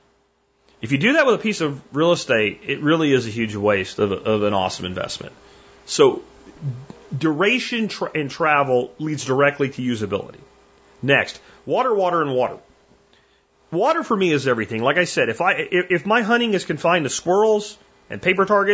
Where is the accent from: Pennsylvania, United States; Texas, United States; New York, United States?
Pennsylvania, United States; moved away; I grew up in Pennsylvania